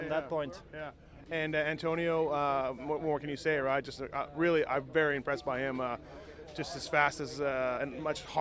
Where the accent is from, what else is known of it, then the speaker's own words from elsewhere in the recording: Canada; I'm American. I'm Canadian